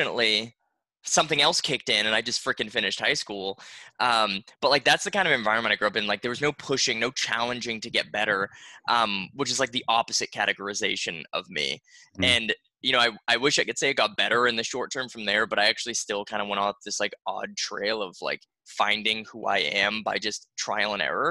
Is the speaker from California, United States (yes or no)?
no; Boston, Massachusetts, United States; now in Florida, United States; I grew up in Boston